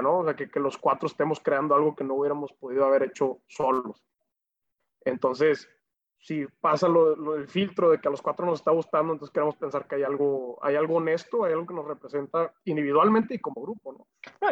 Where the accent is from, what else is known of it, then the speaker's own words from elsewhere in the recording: Monterrey, Nuevo León, Mexico; Nosotros ahí somos orgullosamente regios